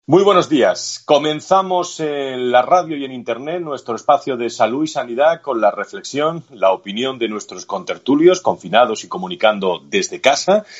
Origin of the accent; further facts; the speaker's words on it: Spain; somos españoles